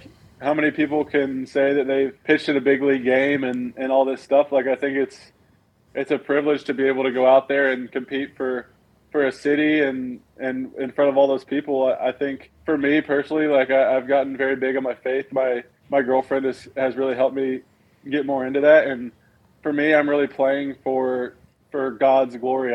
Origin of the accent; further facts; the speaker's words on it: Knoxville, Tennessee, United States; I'm from Knoxville, born in Knoxville, moved away for a few years and then came back when I was about seven. So I've lived in Knoxville my whole life